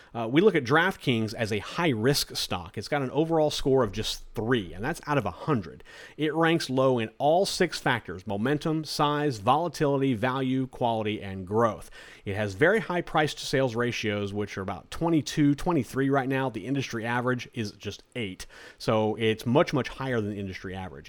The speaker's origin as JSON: {"language": "English", "region": "Florida", "country": "United States", "said": "my home state of Florida"}